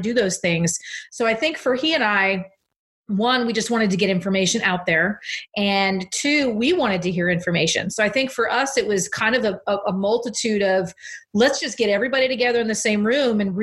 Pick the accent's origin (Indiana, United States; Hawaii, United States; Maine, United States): Maine, United States; now in California, United States; I'm from Maine